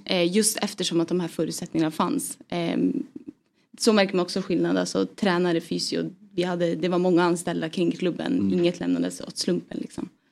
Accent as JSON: {"language": "Swedish", "town": "Piteå", "region": "Norrbotten County", "country": "Sweden", "tie": "born or raised there", "moved": "yes", "said": "jag är uppvuxen i Piteå"}